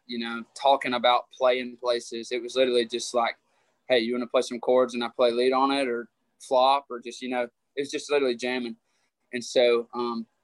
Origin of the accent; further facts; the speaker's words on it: Rome, Georgia, United States; moved away; I'm from Rome, Georgia.